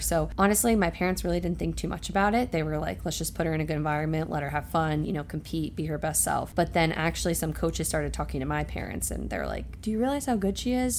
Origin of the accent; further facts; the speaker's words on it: Roxbury, New Jersey, United States; very happy to have lived there and grown up there